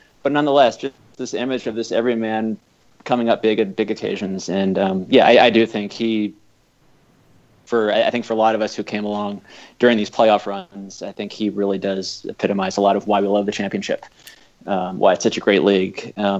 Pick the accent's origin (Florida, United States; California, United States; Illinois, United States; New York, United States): California, United States; Southern; I grew up in Southern California as a big Dodger fan.